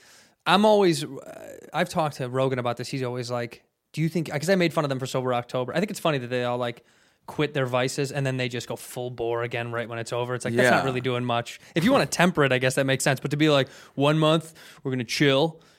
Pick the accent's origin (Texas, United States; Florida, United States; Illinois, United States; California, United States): Illinois, United States; Chicago; I'm from Chicago.